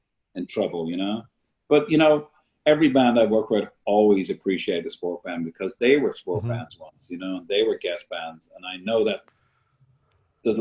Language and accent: English; Ireland; all of us Irish